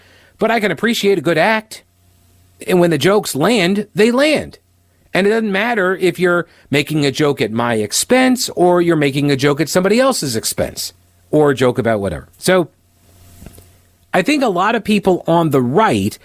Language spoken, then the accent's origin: English; Long Island, New York, United States; I grew up on Long Island